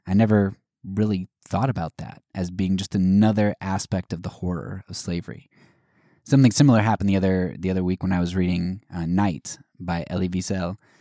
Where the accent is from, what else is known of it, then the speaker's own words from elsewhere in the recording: Pennsylvania, United States; I grew up in Pennsylvania